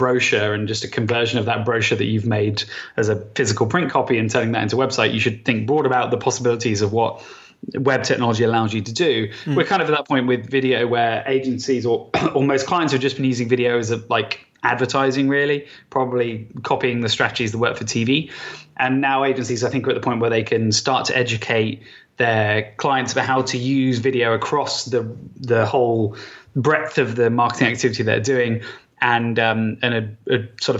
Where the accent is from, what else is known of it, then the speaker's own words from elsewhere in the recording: Southampton, South East England, United Kingdom; accent: Hampshire; No, I'm from Southampton originally.